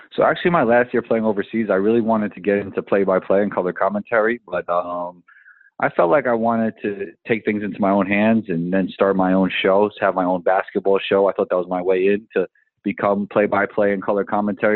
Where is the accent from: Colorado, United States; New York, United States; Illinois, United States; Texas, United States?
New York, United States; New York City; I grew up in Riverdale in the Bronx